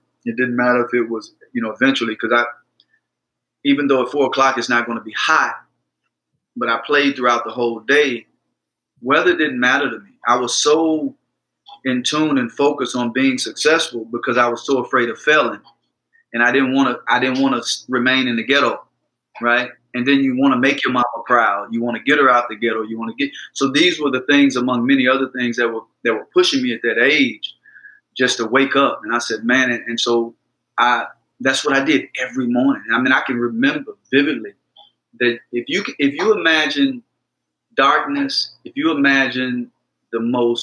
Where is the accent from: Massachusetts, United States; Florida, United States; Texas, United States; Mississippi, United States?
Mississippi, United States; born or raised there